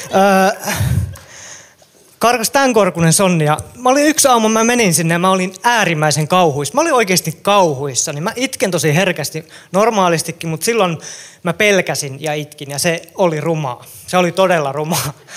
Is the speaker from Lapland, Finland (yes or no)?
no; Kälviä, Central Ostrobothnia, Finland; Mä oon syntynyt ja elänyt mun lapsuuteni Kälviälle, Kälviällä